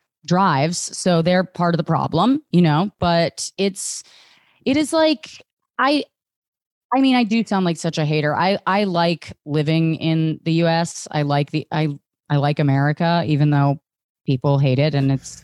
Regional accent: Virginia, United States; I grew up in right outside of D.C.

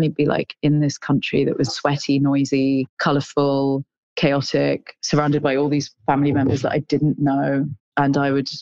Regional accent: Midlands, United Kingdom; now in London, United Kingdom; I'm Indian, I was growing up in the Midlands in England

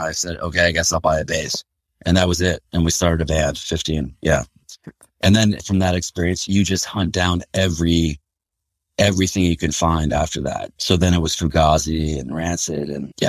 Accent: Pittsfield, Massachusetts, United States; Yeah, I was born in Pittsfield, Massachusetts, in Western Mass. It's funny because when I tell people I'm from Western Mass

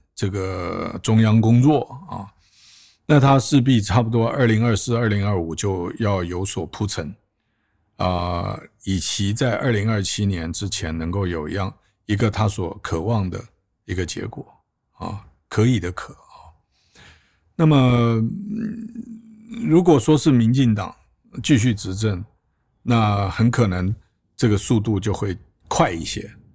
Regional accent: Taiwan; moved away as an adult; also born or lived in Washington, D.C., United States; 我在台湾出生长大，呃，大学毕业以后接着念研究所，然后在当兵

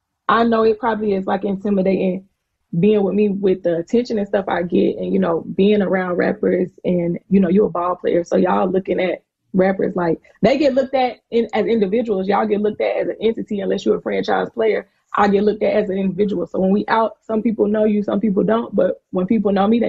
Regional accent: South Carolina, United States; I'm from South Carolina

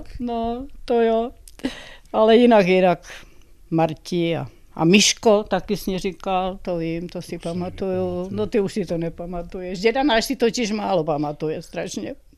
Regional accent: Brandýs nad Orlicí, Pardubice Region, Czechia; dojížděla jsem z Brandejsa do Ústí na Gimpl a z Brandejsa do Litomyšle na Pajdák

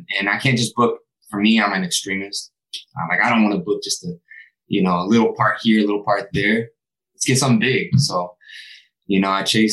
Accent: Sacramento, California, United States; I was a kid from Sacramento that didn't even think acting was a possibility

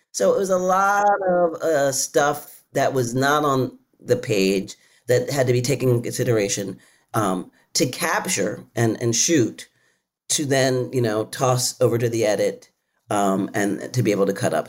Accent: Philadelphia, Pennsylvania, United States; I'm from Philly.

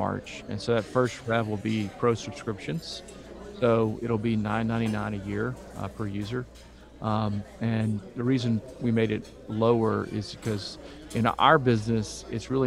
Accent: Baton Rouge, Louisiana, United States; I'm from Louisiana, grew up here.

